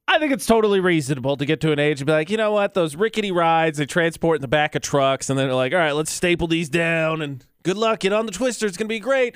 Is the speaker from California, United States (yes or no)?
no; Lafayette, Indiana, United States; born or raised there; moved away